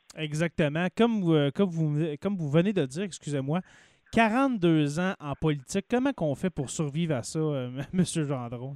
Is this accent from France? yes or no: no; Abitibi-Témiscamingue, Quebec, Canada; je suis natif de l'Abitibi-Témiscamingue. Je, demeure en ce moment au Témiscamingue